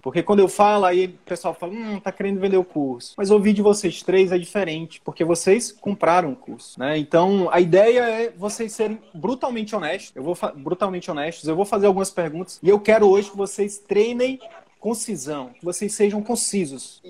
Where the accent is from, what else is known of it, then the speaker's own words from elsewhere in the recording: Northeast Region, Brazil; eu sou nordestino na verdade